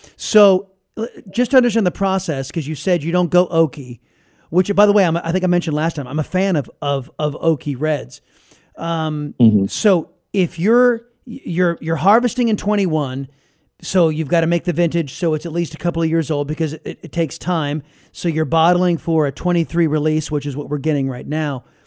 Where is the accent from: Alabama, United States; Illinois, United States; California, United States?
California, United States; now in Texas, United States; I'm originally from California